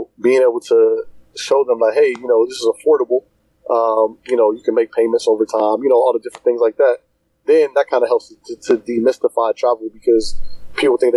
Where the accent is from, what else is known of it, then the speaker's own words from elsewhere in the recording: Cincinnati, Ohio, United States; I'm from Cincinnati, Ohio